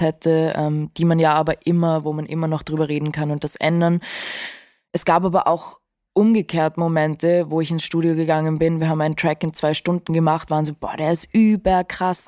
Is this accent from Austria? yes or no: yes; Vienna, Austria; ich bin auch in Wien aufgewachsen